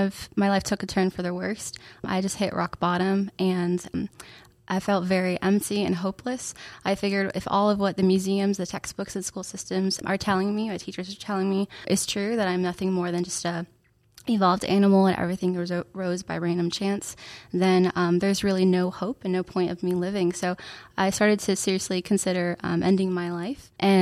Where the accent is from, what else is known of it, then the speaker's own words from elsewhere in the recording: Orlando, Florida, United States; now in Kentucky, United States; Yeah, so I grew up in Orlando, Florida. I used to live 5 minutes from Disney World. So there was palm trees and sunshine.